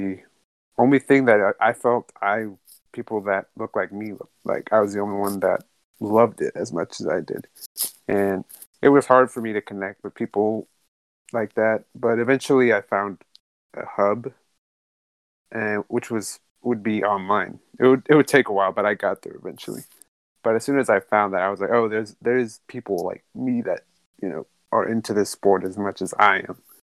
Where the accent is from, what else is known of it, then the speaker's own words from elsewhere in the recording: United States; also born or lived in Mexico; I grew up in Mexico for the first five years of my life. Uh, moved over here to America. Pretty much grew up with the eyes of like an American kid